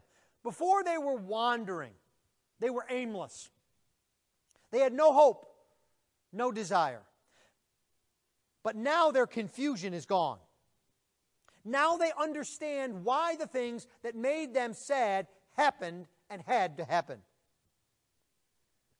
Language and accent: English; Buffalo, New York, United States; moved away; I'm originally from Buffalo, New York.